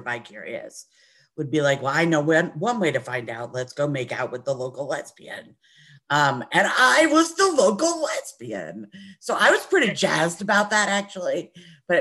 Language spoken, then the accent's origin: English; New Jersey, United States; I grew up in Jersey